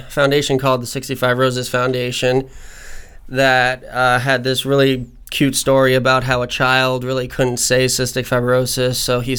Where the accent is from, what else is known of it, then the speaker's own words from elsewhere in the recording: Vermont, United States; moved away as an adult; now in Florida, United States; I am originally from Vermont, but I moved down here to Florida about 3 years ago